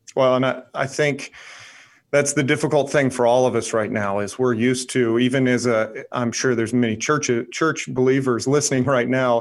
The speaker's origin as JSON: {"language": "English", "region": "Tennessee", "country": "United States", "tie": "born or raised there", "also_born_or_lived": "Georgia", "moved": "as an adult", "lives_now": "North Carolina, United States", "said": "I was raised in Tennessee"}